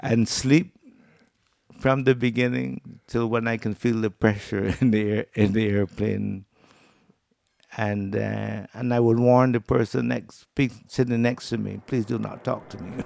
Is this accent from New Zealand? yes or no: no; Barbados; moved away as an adult; now in Anguilla; I'm from Barbados, and I was recruited by Canada as a consultant for handicraft development. And that brought me here in nineteen eighty-eight.